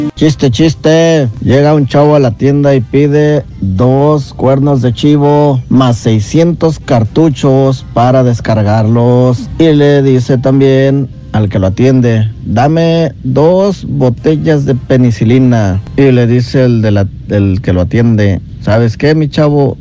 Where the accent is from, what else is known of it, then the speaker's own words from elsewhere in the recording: Honduras; moved away; yo soy hondureño